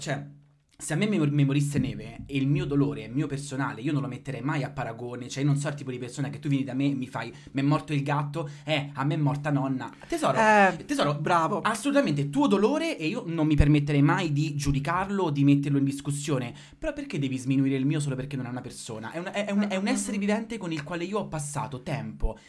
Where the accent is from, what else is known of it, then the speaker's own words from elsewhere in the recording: San Benedetto del Tronto, Marche, Italy; now in Rome, Italy; io vengo da San Benedetto del Tronto, quindi siamo nelle Marche Sud.